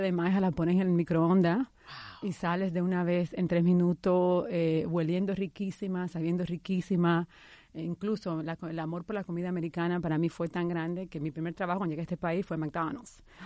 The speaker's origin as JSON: {"language": "Spanish", "country": "Dominican Republic", "also_born_or_lived": "New York", "moved": "as an adult", "lives_now": "United States", "said": "hace 16 años cuando inmigré de la República Dominicana a Nueva York"}